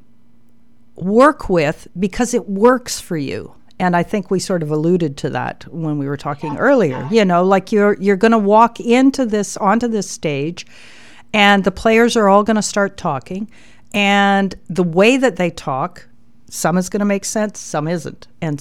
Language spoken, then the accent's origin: English; Calgary, Alberta, Canada; I was born on November the 11th, 1953 in Calgary, Alberta